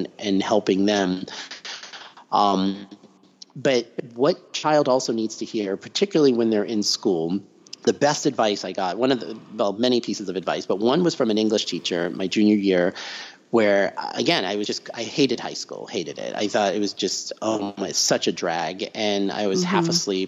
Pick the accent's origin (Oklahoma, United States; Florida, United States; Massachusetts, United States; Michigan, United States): Massachusetts, United States; near Tufts University; I grew up right near Tufts University